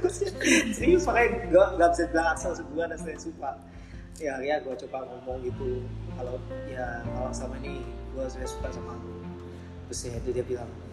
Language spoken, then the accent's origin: Indonesian; Jakarta, Indonesia; gue sih dari Jakarta